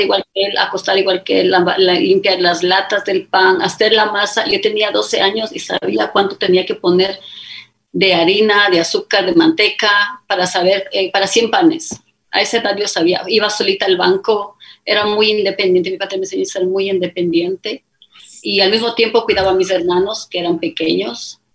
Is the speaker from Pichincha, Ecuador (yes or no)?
yes; Quito, Pichincha, Ecuador; accent: Ecuadorian; first language Spanish; moved away as an adult; also born or lived in Puyo, Pastaza, Ecuador / London, United Kingdom; now in Riyadh, Saudi Arabia; yo nací en Quito, crecí en el oriente, específicamente en el Puyo